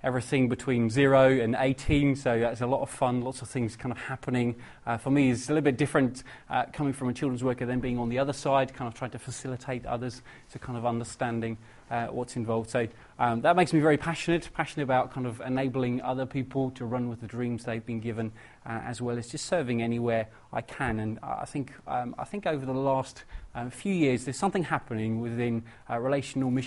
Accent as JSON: {"language": "English", "country": "Netherlands", "moved": "as an adult", "lives_now": "England", "said": "I'm originally from Holland, travelled over to England about 6 years ago and never been back since"}